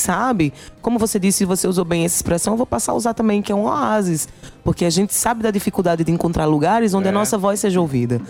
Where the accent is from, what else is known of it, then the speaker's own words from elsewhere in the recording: Paraíba, Brazil; a nossa, nossa história paraibana